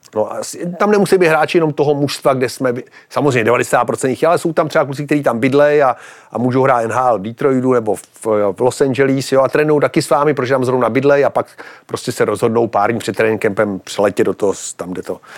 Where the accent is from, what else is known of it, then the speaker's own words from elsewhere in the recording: Pardubice, Pardubice Region, Czechia; jako kluk v Pardubicích